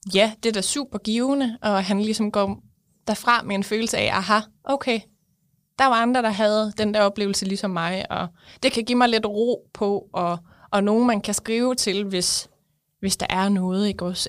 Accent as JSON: {"language": "Danish", "area": "West Jutland", "region": "Central Denmark Region", "country": "Denmark", "said": "jeg kommer fra Vestjylland"}